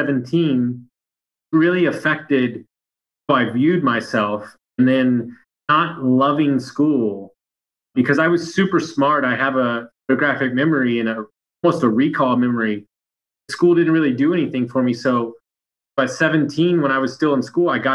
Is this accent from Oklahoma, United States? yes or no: no; Sugar Land, Texas, United States; also born or lived in Fannett, Texas; We grew up in Sugar Land, which is probably the nicest neighborhood in all of Houston